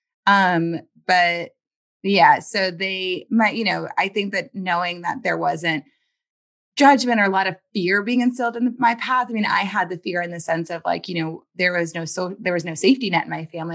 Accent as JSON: {"language": "English", "town": "New Orleans", "region": "Louisiana", "country": "United States", "tie": "born or raised there", "said": "I was born in New Orleans, Louisiana"}